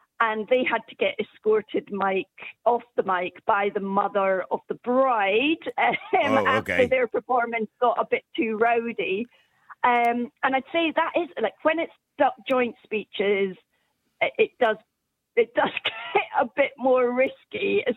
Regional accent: Scotland, United Kingdom; being a Scot myself

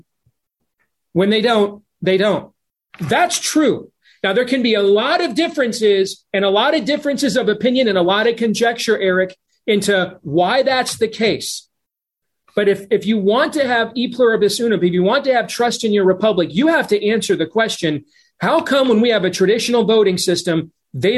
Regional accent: Iowa, United States; in my home state of Iowa

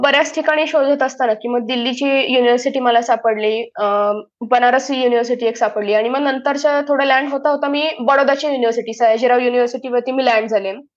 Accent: Ahmednagar, Maharashtra, India; moved away as an adult; also born or lived in Vadodara, India; now in London, United Kingdom; मी मूळची अहमदनगरची आहे आणि लहानपण माझं बारावी पर्यंत मी अहमदनगरमध्येच होते

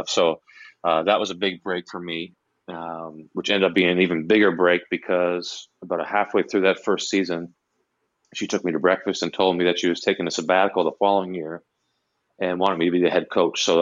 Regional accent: Canada; It was even harder to break in to anything in the U.S. as a Canadian, and the Canadian jobs were, were few and far between.

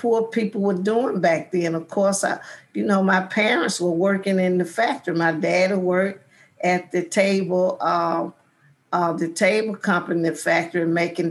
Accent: Selma, Alabama, United States; I grew up in George Washington Carver Projects

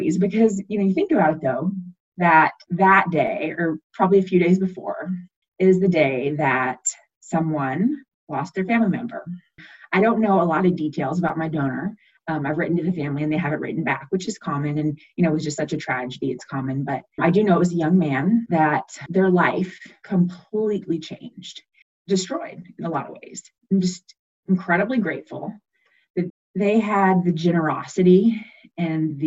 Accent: Texas, United States; I was born in Texas

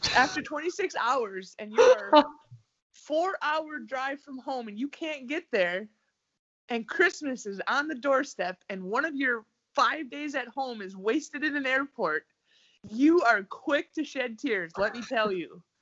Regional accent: United States; moved away as an adult; also born or lived in Russia / Italy; now in Sweden; I'm American

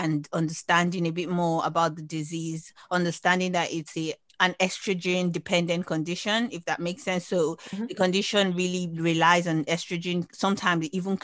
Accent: Nigeria; I'm Nigerian, and in our culture

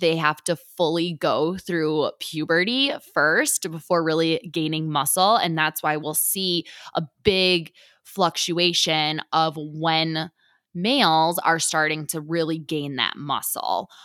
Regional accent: Detroit, Michigan, United States; moved away as an adult; also born or lived in Buffalo, New York; now in Lawrence, United States; I grew up in Detroit, Michigan

